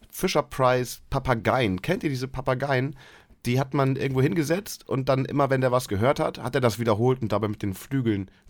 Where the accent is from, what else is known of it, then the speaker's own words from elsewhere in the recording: Leer, Lower Saxony, Germany; Aber als Lehraner ist es natürlich was anderes. Leer ist halt schön.